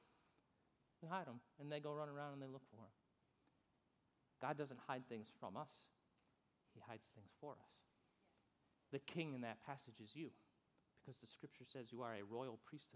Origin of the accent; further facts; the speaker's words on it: New York, United States; moved away as an adult; also born or lived in Fort Stewart, Georgia; we're from New York